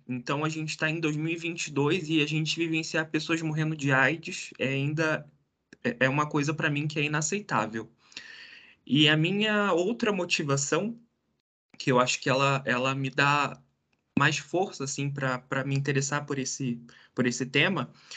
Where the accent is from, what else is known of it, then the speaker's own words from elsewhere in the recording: Rio de Janeiro, Brazil; moved away as an adult; now in Curitiba, Brazil; lá do Rio de Janeiro, que era de onde eu nasci, tive minha vida inteira, daí eu vim aqui para Curitiba